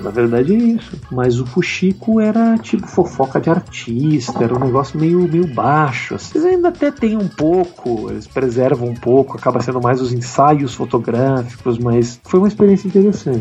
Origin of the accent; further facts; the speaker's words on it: Porto Alegre, Rio Grande do Sul, Brazil; moved away as an adult; eu saí de Porto Alegre por causa da internet. Eu lá produzia, fazia as coisas com o Maurício, com os meus amigos e tudo mais